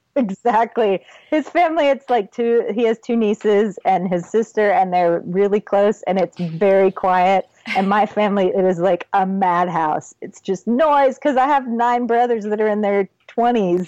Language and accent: English; Texas, United States; also born or lived in Ohio / Michigan / Florida; we moved to Texas when I was eight. I was born in Ohio, then we lived in Michigan and Florida for a little while, and then landed in Texas and have stayed ever since